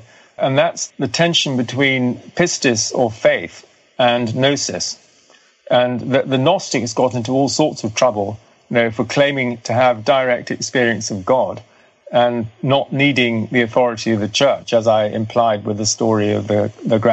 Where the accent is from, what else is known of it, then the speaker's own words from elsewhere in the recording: Cathar region of France, Occitania, France; I come from the Cathar region of France